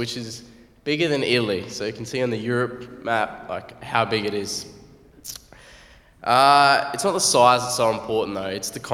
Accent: Australia; moved away; I'm from Australia.

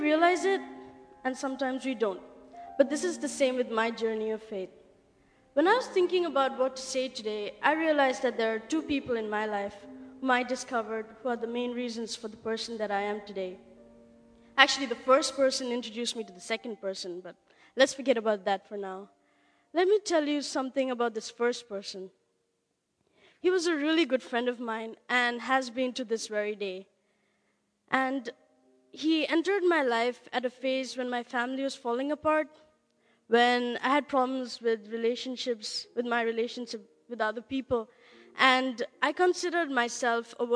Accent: India; I'm from India.

